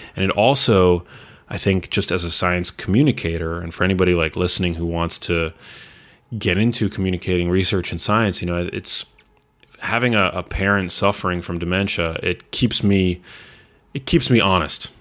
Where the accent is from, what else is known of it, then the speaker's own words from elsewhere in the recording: New York City, New York, United States; moved away as an adult; also born or lived in Los Angeles; I grew up in New York City, and I moved back four years ago